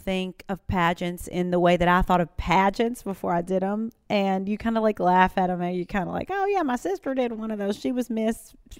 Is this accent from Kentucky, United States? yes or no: yes; Western Kentucky, United States; moved away as an adult; now in Nashville, United States; So I grew up in Western Kentucky in the country. Country girl